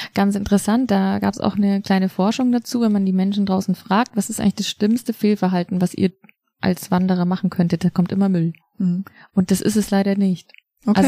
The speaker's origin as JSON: {"language": "German", "area": "Loisach valley, district of Garmisch-Partenkirchen", "region": "Bavaria", "country": "Germany", "tie": "born or raised there", "said": "ich bin halt in dem Landkreis aufgewachsen, nicht direkt im Ammertal, aber im Tal daneben, im Leusachtal"}